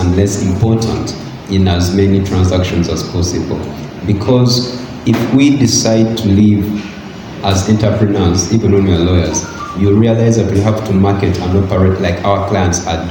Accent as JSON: {"language": "English", "country": "Uganda", "tie": "born or raised there", "said": "my experience growing up in Uganda and studying here and then in Kenya"}